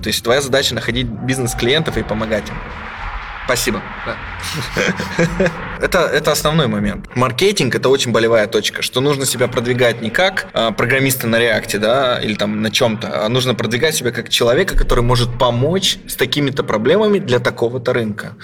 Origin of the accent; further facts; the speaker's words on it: Krasnoyarsk, Krasnoyarsk Krai, Russia; moved away as an adult; now in Berlin, Germany; Я вот из маленького города, ну, как маленький миллионник, Красноярск